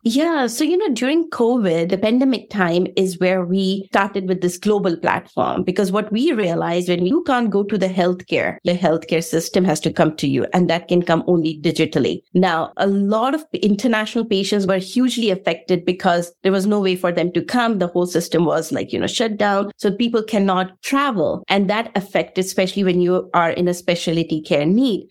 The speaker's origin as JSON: {"language": "English", "country": "India", "tie": "born or raised there", "also_born_or_lived": "Russia", "moved": "as an adult", "lives_now": "United States", "said": "I am from India, so I was born in Bronx State"}